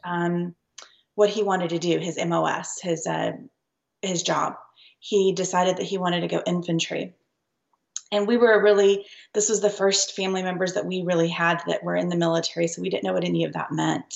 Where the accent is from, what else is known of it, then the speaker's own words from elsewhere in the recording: Lubbock, Texas, United States; we grew up in Lubbock, Texas.